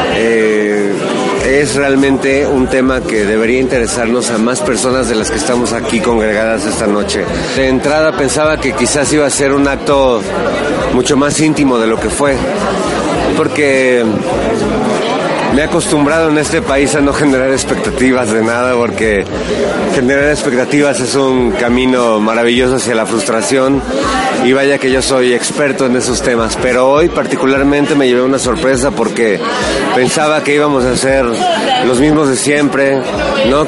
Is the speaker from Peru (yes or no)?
no; Mexico City, Mexico; soy un habitante del mundo nacido en la Ciudad de México